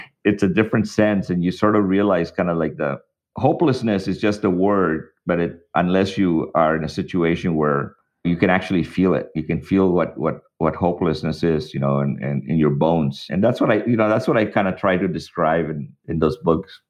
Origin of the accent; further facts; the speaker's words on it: El Paso, Texas, United States; also born or lived in Mexico; now in Boston, United States; when I was growing up in El Paso.